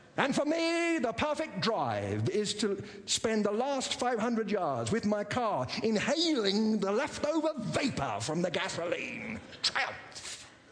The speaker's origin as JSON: {"language": "English", "region": "England", "country": "United Kingdom", "tie": "born or raised there", "moved": "as an adult", "lives_now": "United States", "said": "growing up in uh, England"}